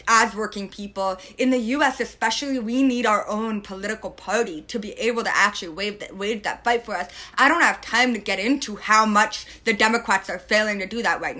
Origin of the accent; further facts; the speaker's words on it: Northeast, United States; moved away; I'm from the Northeast originally